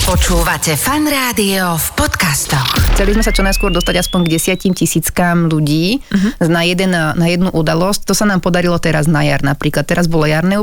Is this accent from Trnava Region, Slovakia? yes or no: yes; Sereď, Trnava Region, Slovakia; ja som zo Serede